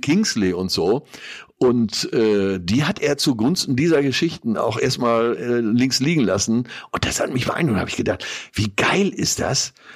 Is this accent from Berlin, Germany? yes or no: no; Münsterland, North Rhine-Westphalia, Germany; als typischer Münsterländer